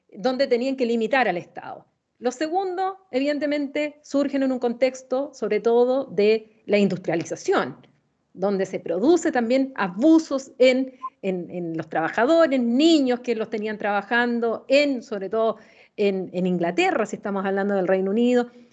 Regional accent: Chile; como chilena

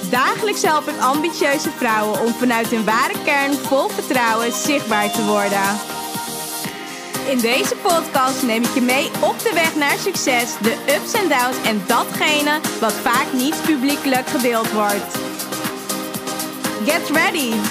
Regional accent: Harderwijk, Gelderland, Netherlands; ik kom uit Harderwijk.

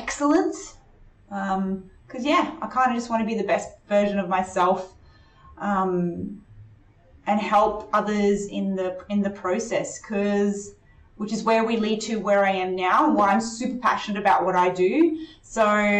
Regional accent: North Queensland, Australia; also born or lived in Chile; I grew up in North Queensland and went to primary school, high school and university there

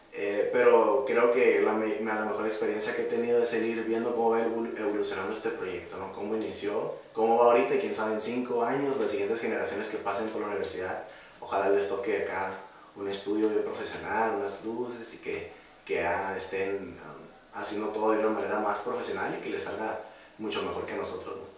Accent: Primo Tapia, Baja California, Mexico; somos de Primo Tapia

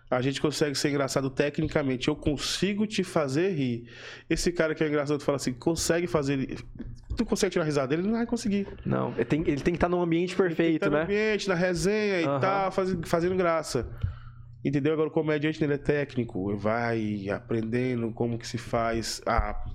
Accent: Northeast Region, Brazil; Por eu sou nordestino

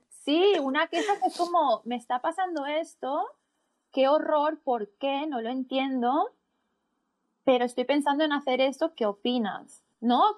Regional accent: Barcelona, Catalonia, Spain; coach de bienestar, y soy de Barcelona, España

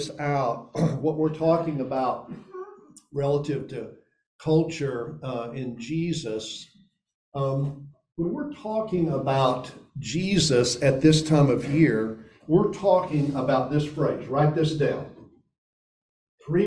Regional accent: Elizabethton, Tennessee, United States; I grew up in Upper East Tennessee. That's the Tri-Cities. That's Johnson City, Bristol, Kingsport. And I grew up in a suburb of Johnson City, Elizabethton.

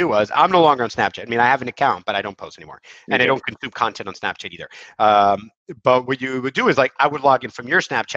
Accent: United States; now in Israel; we're actually American

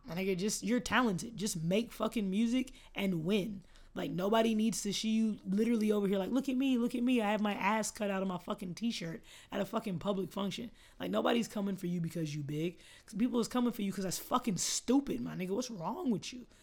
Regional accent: Austin, Texas, United States; I'm from here

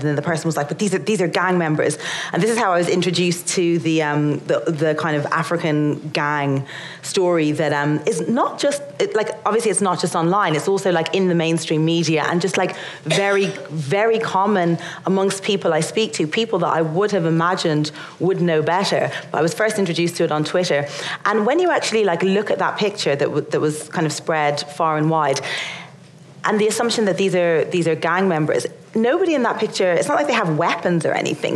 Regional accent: Ireland; being Irish and not being white

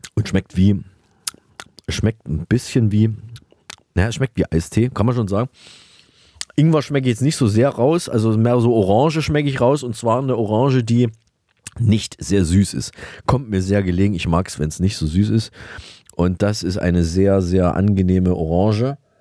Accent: Saalfeld, Thuringia, Germany; moved away; aus meiner alten Heimat äh, Saalfeld

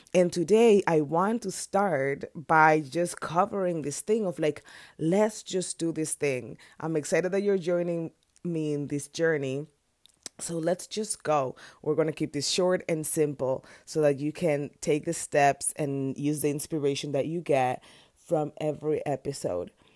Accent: Dominican Republic; moved away as an adult; now in United States; I'm from Dominican Republic, an island.

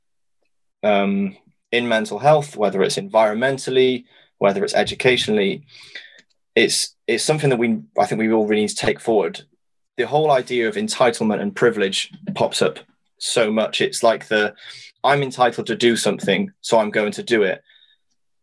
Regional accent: Wales, United Kingdom; I'm Welsh

